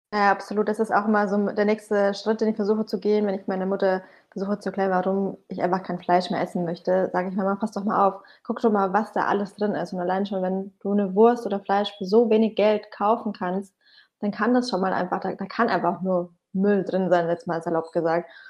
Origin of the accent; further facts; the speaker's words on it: Bamberg, Bavaria, Germany; now in Berlin, Germany; meine Heimatstadt Bamberg